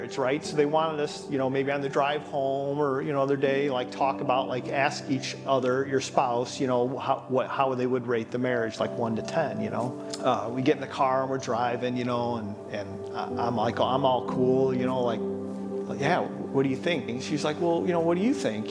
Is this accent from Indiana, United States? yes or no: yes; Highland, Indiana, United States; also born or lived in Hammond, Indiana; born in Hammond, Indiana. I grew up in Highland, Indiana.